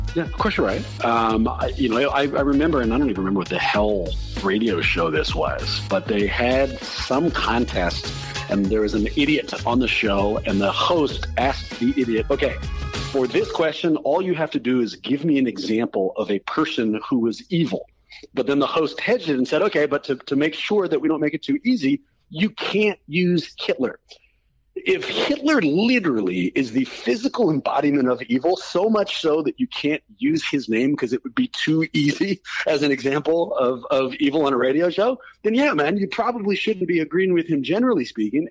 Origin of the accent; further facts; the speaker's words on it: Oakland, California, United States; Born and raised in the San Francisco Bay Area